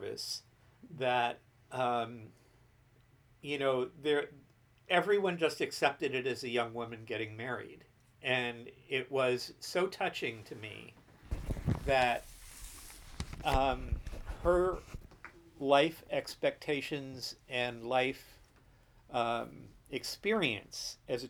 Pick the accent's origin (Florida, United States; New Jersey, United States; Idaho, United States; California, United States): New Jersey, United States; I was born in New Jersey, mm-hmm. in the New York suburbs. In 1946, I was raised in the Jersey